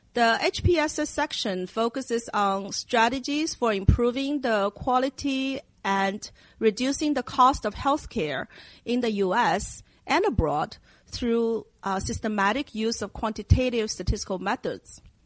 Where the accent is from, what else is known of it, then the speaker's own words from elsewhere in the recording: Shanghai, China; moved away; I grew up in Asia in my hometown of Shanghai, and it's a city in China